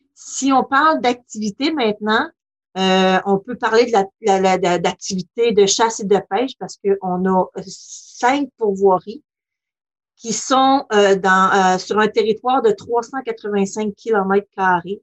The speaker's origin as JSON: {"language": "French", "area": "Lac Saint-Jean", "region": "Quebec", "country": "Canada", "tie": "born or raised there", "moved": "yes", "lives_now": "Côte-Nord, Canada", "said": "je suis native du lac Saint-Jean"}